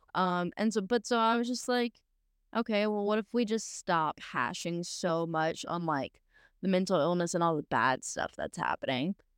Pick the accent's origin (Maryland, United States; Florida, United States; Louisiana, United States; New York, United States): Louisiana, United States; South; growing up in South Louisiana, where it's, you know, pretty, pretty Christian